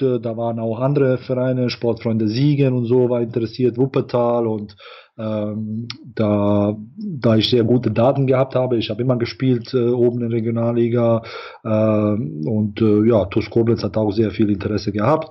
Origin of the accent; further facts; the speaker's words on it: Bosnia & Herzegovina; moved away; also born or lived in Ireland; wir stammen natürlich alle aus Bosnien